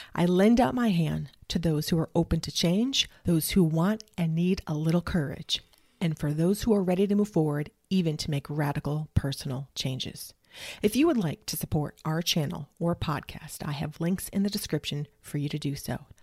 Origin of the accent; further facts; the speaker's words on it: New England, United States; now in Dallas-Fort Worth, Texas, United States; Originally, I'm from New England, and I grew up in a Pentecostal Evangelical Church